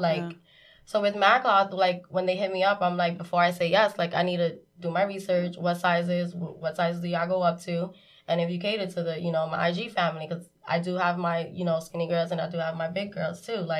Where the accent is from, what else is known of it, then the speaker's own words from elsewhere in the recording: New York City, New York, United States; I grew up in Marcy Projects.